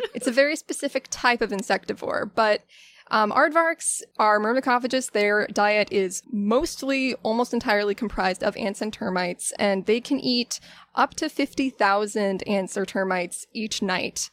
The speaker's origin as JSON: {"language": "English", "area": "Pinellas County", "region": "Florida", "country": "United States", "tie": "born or raised there", "said": "I was born and raised in Pinellas County, Florida"}